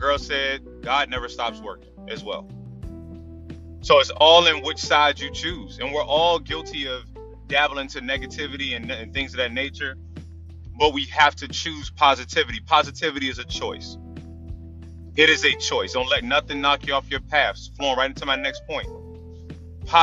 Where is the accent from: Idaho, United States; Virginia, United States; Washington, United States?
Virginia, United States; Tidewater; I'm from Tidewater